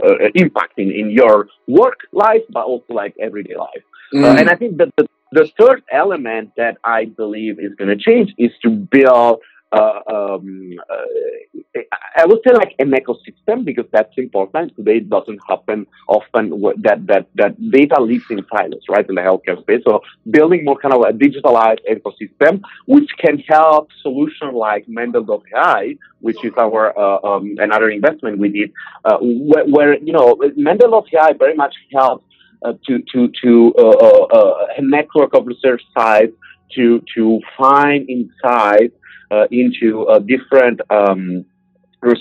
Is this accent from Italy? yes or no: yes; Italy; I came from Italy, so I used to drink something like 10 coffees per day, maybe espresso.